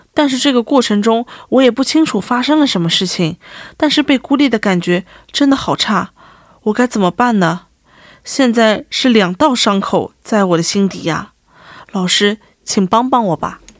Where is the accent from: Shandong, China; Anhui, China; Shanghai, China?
Shanghai, China; moved away as an adult; also born or lived in United States; now in South Korea; 我们上海人就说他门槛很精